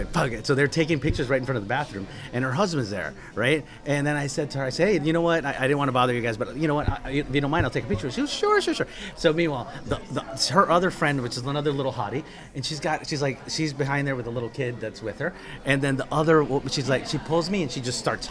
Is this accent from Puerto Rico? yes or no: no; Colombia; I'm from Colombia too